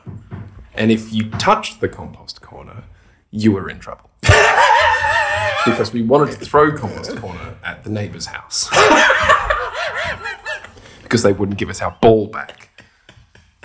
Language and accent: English; Australia; I'm not from Sydney, I'm from the bush.